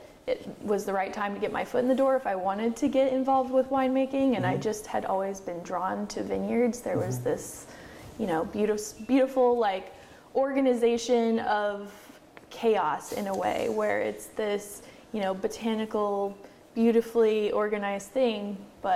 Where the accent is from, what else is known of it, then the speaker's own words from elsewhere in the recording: Oregon, United States; also born or lived in Korea; I grew up in Oregon. I hadn't really left Oregon much